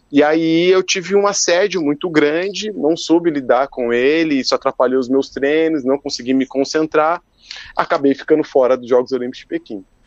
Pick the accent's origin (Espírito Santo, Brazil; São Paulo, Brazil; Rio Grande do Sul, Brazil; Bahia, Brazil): São Paulo, Brazil; Eu sou de São Paulo